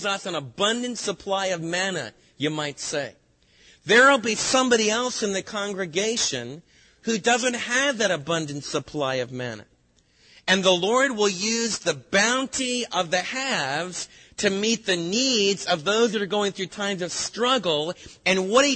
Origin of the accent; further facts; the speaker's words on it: United States; as American believers